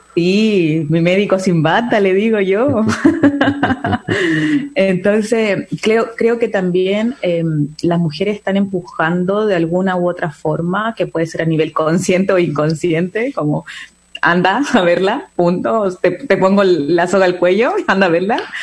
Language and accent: Spanish; Chile; soy chilena